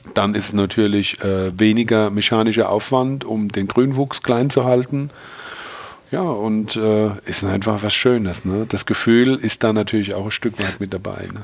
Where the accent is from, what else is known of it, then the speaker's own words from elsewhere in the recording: Rhineland-Palatinate, Germany; hier bei uns in der Pfalz